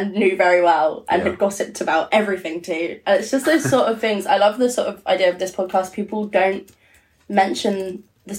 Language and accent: English; Portsmouth, South East England, United Kingdom; I grew up in Portsmouth